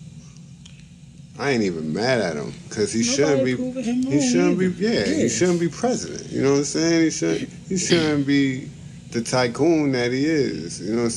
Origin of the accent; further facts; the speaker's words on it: New York City, New York, United States; I'm from Brooklyn